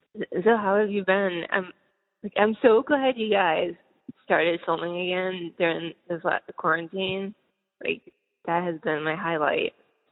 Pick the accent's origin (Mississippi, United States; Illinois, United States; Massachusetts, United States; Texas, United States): Massachusetts, United States; I grew up like in Massachusetts, so I've been there.